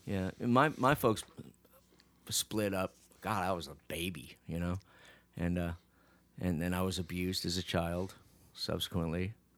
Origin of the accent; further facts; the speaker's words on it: Phoenix, Arizona, United States; I'm from Phoenix